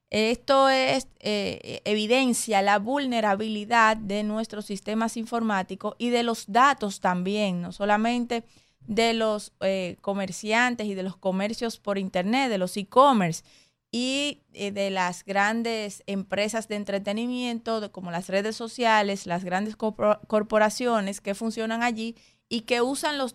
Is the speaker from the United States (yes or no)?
no; Dominican Republic; somos nosotros, estamos nosotros como República Dominicana.